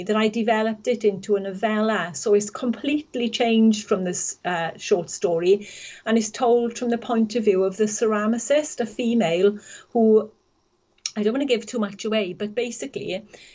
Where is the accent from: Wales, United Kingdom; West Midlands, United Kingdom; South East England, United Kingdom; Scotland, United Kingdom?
Wales, United Kingdom; the Valleys; moved away as an adult; I was from the Valleys originally, spent most of my life there. But 3 years ago, we moved here